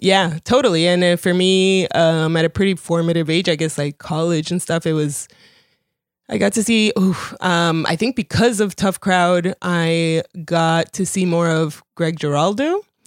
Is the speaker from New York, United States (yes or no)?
no; Miami, Florida, United States; English is a second language; also born or lived in Colombia; having, like, been Colombian and having English not be my first language and moving to Miami and then growing up around Cubans